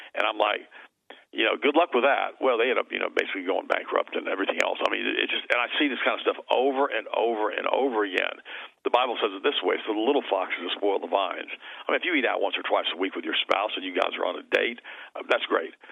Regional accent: Florida, United States; I was raised here

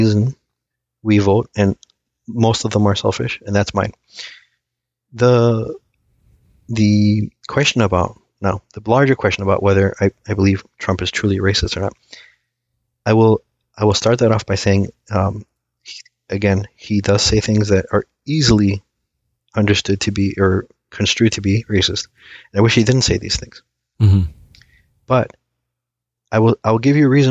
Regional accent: United States; first language Aramaic; English is a second language; I was born here. I was born here, but surprisingly, I didn't speak a word of English, or I shouldn't say a word, but I didn't speak English fluently until I started grade school

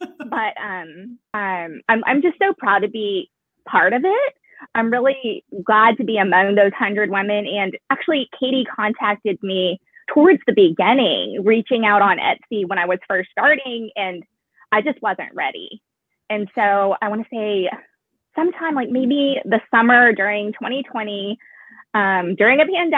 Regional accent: Texas, United States; my identity as an Asian American Texan.

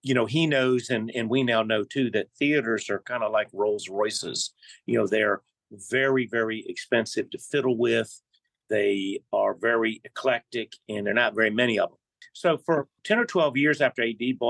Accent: Hanover County, Virginia, United States; I grew up in Hanover. I moved there. I came when I was 11

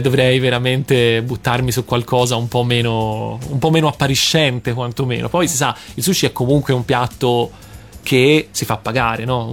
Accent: Tuscany, Italy; farlo più che altro da toscano

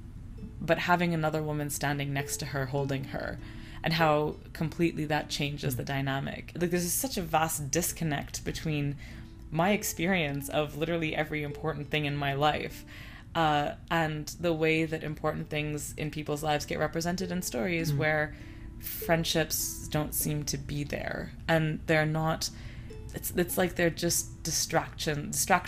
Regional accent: Canada; also born or lived in Lebanon; I was born in Canada, and my family is from Lebanon

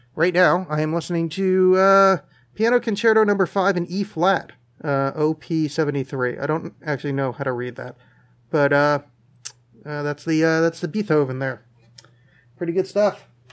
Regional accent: northern New Jersey, United States; moved away; I grew up in northern New Jersey, which is right outside of New York City

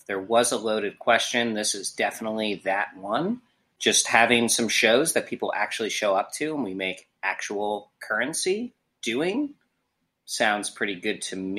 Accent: Long Island, New York, United States; now in Nashville, United States; I'm originally from Long Island, New York, and I play guitar and sing for the band.

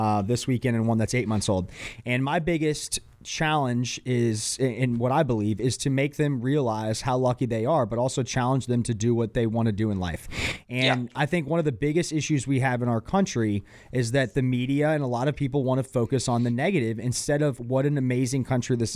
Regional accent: Atlanta, Georgia, United States; moved away as an adult; now in Charlotte, United States; I grew up in Atlanta and I've been in Charlotte since 2010

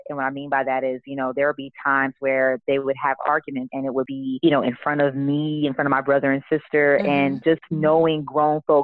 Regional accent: Kansas City, Missouri, United States; I am from Kansas City, Missouri, KC

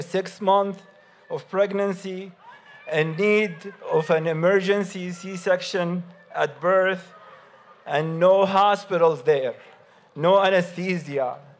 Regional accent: Gaza, Gaza Strip, Palestine; now in Michigan, United States; My roots and my childhood were in Gaza

